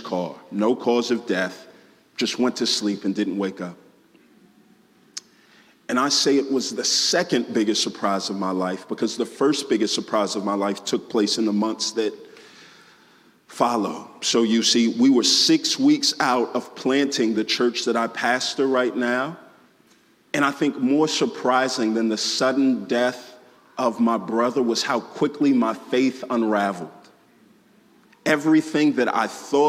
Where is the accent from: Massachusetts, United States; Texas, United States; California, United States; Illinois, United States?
Texas, United States; Houston; moved away as an adult; also born or lived in Waco, Texas; now in Atlanta, United States; I am originally from this great nation of Texas, born and raised in Houston